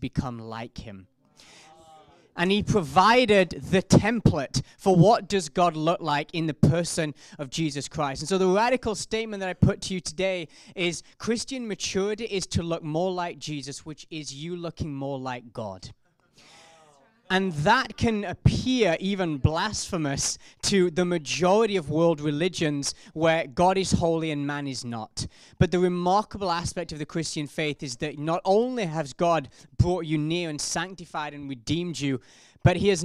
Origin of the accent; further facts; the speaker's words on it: South Africa; accent: South African; I'm a South African accent